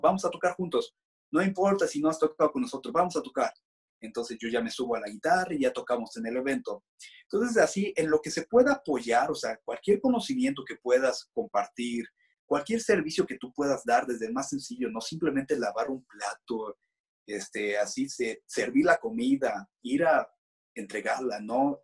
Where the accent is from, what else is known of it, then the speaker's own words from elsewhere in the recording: Mexico; somos los extranjeros, ¿no? Somos los, los mexicanos